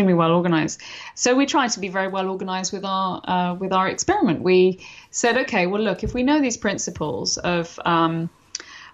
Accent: London, United Kingdom; London, which is where I'm from originally, as you can tell from my accent

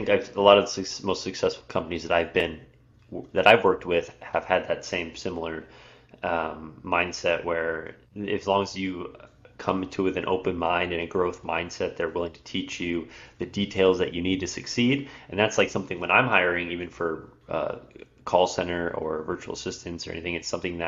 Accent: California, United States; I'm from California

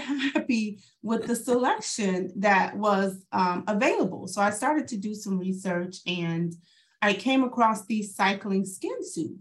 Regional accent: St. Louis, Missouri, United States; moved away; So I'm from St. Louis originally

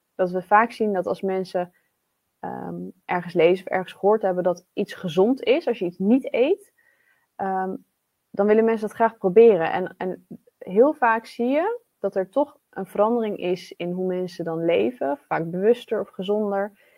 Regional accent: Netherlands; wij als Nederlanders

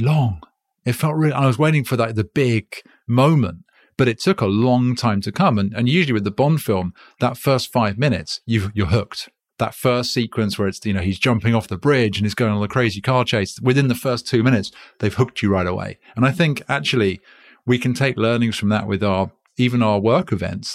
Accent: United Kingdom; accent: British; now in United States; I'm British and I live in America.

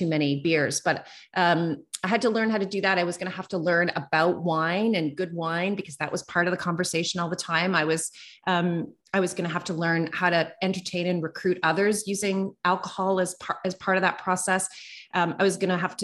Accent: East Coast of Canada, Atlantic Canada, Canada; moved away as an adult; also born or lived in Calgary, Alberta; I'm from the East Coast of Canada. I moved to Calgary, Alberta, which is over on the west side.

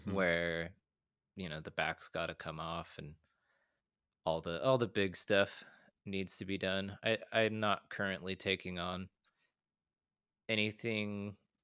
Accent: Utah, United States; The town I grew up in Utah, I think was around 40,000 when I was growing up.

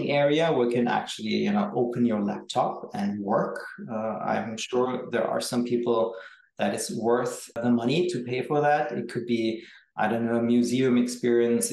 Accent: Berlin, Germany; in my hometown, which is Berlin

